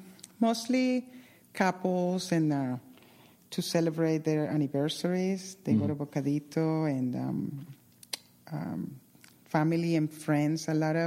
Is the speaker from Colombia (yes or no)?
yes; Colombia; now in Doylestown, United States; I am from Colombia